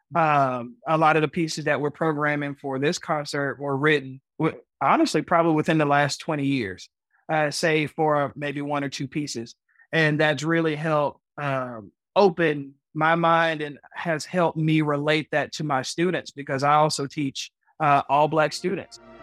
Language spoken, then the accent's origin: English; Chattanooga, Tennessee, United States; I am from Chattanooga, Tennessee